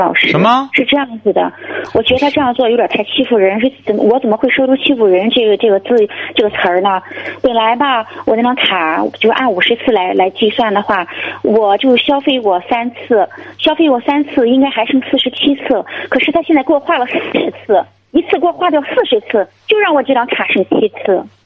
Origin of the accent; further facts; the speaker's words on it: Jinan, Shandong, China; 我是那个咱济南的